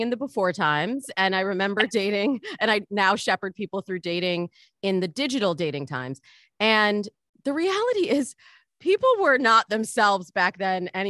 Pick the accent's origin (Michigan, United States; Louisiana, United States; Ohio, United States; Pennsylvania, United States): Michigan, United States; now in Los Angeles, United States; I'm from Michigan. I'm a good Midwest girl